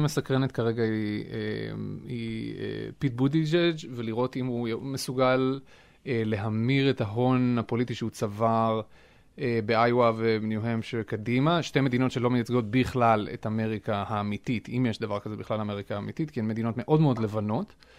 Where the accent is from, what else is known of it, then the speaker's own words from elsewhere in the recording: Israel; moved away as an adult; now in Boston, United States; אנחנו למשל כישראלים